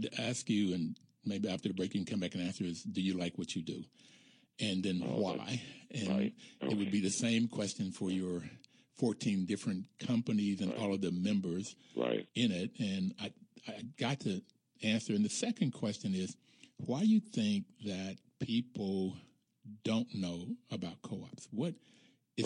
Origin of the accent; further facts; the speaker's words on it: Bluefield, West Virginia, United States; Growing up in Bluefield, West Virginia, relatively poor